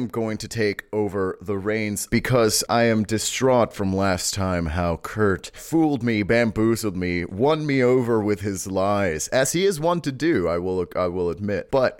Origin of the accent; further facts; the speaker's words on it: Mexico; now in United States; my hometown